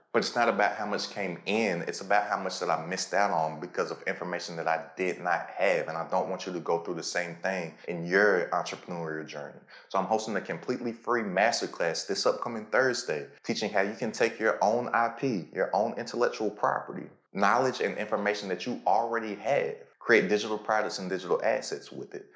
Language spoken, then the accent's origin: English; Lexington, Kentucky, United States; moved away; I'm from Lexington, Kentucky.